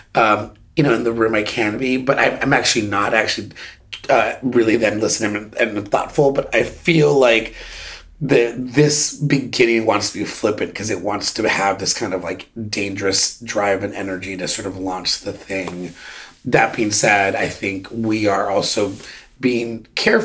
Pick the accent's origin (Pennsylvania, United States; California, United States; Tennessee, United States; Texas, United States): California, United States; Bay Area; moved away; also born or lived in New York; I was raised in the Bay Area